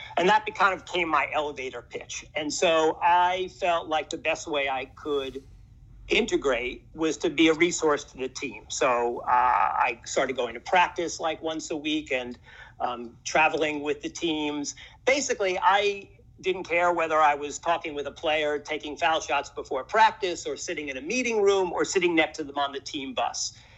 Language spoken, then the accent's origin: English; New York City, New York, United States; moved away as an adult; now in Austin, United States; I was kind of born and raised in New York, grew up in in Washington Heights